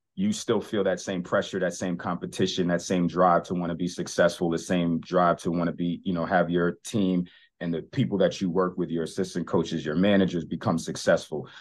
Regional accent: New York City, New York, United States; growing up in New York City

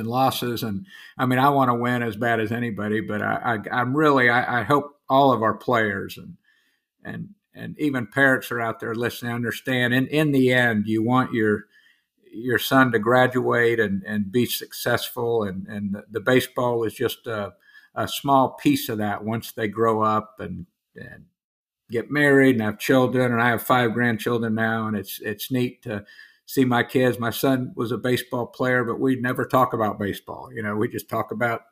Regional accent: Orlando, Florida, United States; now in St. Augustine, United States; I grew up in Central Florida in Orlando

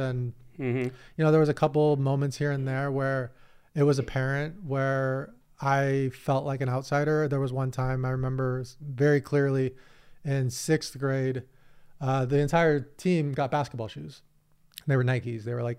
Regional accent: San Diego, California, United States; I grew up in the Southern California ecosystem of poker, but I was more in San Diego. You guys had your LA thing.

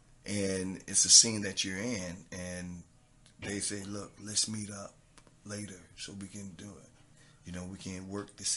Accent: Treasure Coast, Florida, United States; accent: southern; representing my hometown, representing the tri-state, you know, the Treasure Coast, I mean, representing the state of Florida

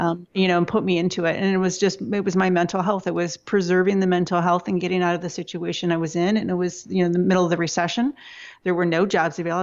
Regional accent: Michigan, United States; I was born in Michigan

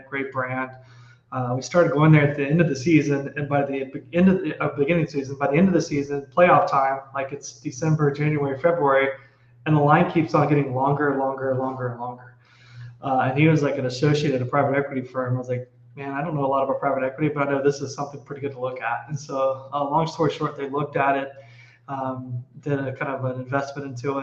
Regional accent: Dallas, Texas, United States; So I am from Texas. I am from Dallas.

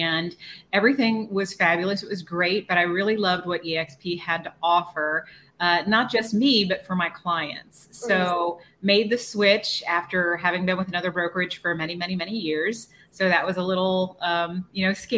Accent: Austin, Texas, United States; I actually grew up in the Austin area. I've been here for over 40 years

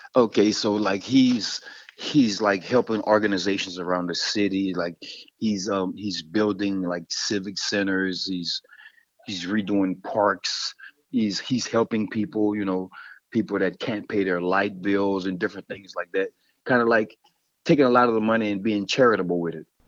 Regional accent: Louisiana, United States; I'm from Louisiana.

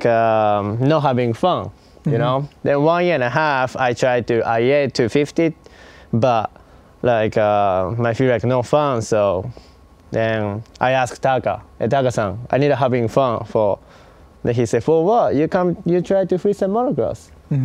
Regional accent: Osaka, Japan; moved away as an adult; now in United States; Osaka, Japan.

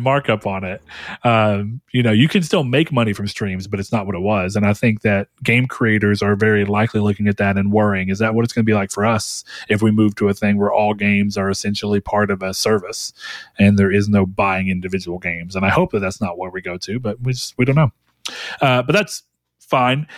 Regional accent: United States; as an American

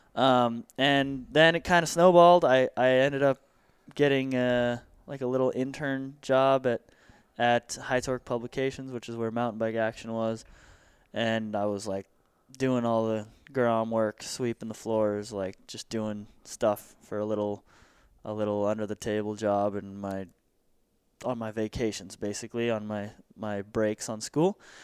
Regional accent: Santa Clarita, California, United States; born and raised in Santa Clarita

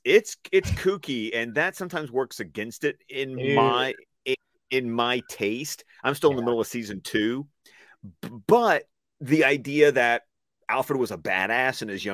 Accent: Scotland, United Kingdom; I am Scottish.

